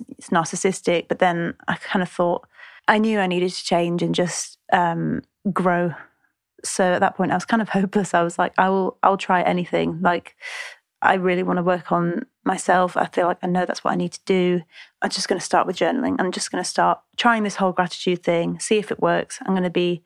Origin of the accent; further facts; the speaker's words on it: Lancaster, North West England, United Kingdom; I'm 27. I'm from Lancaster